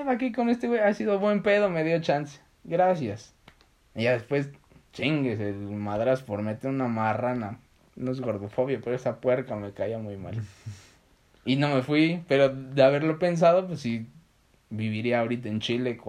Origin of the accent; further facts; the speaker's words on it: Tulum, Quintana Roo, Mexico; Soy Tuluminati. de, vengo de Tulum.